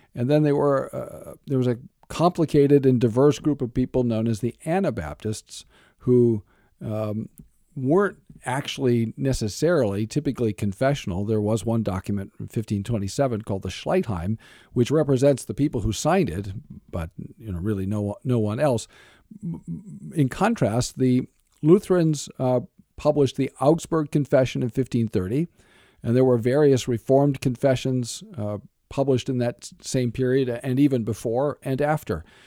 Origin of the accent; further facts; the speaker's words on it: United States; as American evangelicals